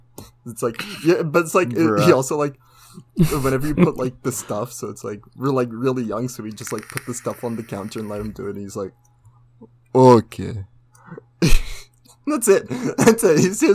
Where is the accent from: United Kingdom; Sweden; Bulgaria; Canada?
Canada; I'm not originally from Russia. I'm Canadian through and through.